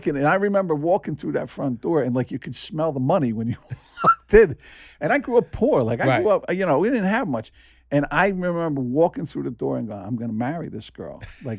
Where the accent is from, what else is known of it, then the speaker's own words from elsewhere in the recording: New Jersey, United States; Now, I grew up in Jersey, you know, and the Jersey Shore, it was like four walls and a toilet.